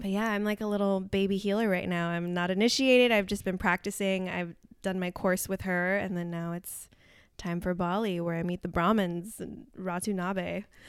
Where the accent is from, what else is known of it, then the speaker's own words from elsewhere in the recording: Santa Maria, California, United States; now in Los Angeles, United States; I grew up in Santa Maria, the central coast of California